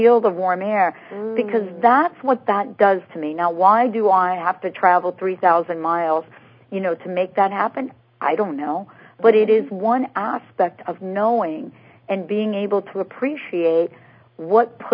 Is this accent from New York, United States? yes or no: yes; New York City, New York, United States; I'm a New York girl. I'm from New York City